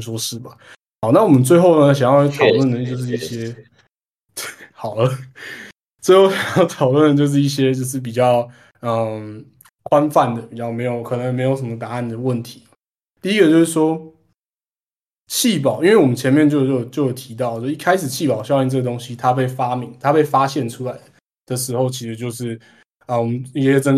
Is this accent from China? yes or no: no; Taipei, Taiwan; 我作为一个台北台北人，我可以就近观测到